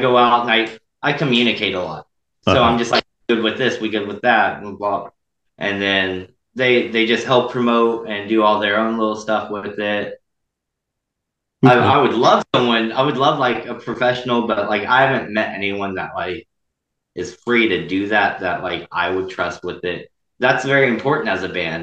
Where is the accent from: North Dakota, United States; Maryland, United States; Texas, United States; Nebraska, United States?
Texas, United States; moved away as an adult; now in Kansas, United States; I'm from Texas